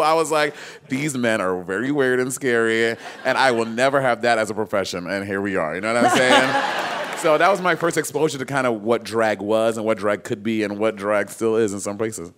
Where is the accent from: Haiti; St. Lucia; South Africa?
St. Lucia; moved away; also born or lived in Brooklyn, New York, United States; was born in Brooklyn, but okay. I, I, when I was six months old, I moved to St. Lucia with my family.